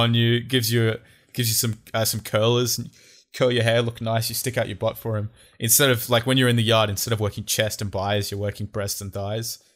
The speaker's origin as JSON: {"language": "English", "country": "Australia", "said": "we're actually from Australia"}